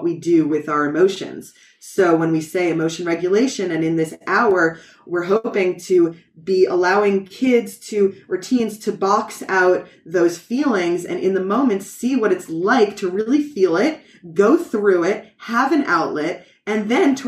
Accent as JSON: {"language": "English", "region": "New York", "country": "United States", "first_language": "English", "moved": "as an adult", "lives_now": "Israel", "said": "my native language, as you see, is English, and I'm from New York"}